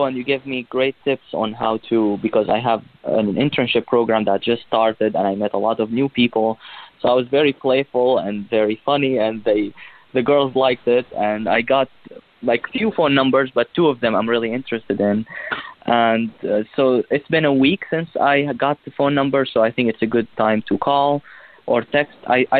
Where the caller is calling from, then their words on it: New York, United States; I'm calling from New York, and I'm 24 years young.